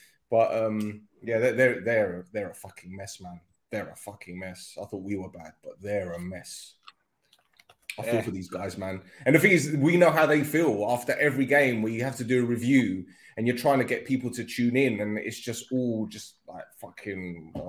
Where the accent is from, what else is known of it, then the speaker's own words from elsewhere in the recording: London, United Kingdom; Sorry, I'm from London.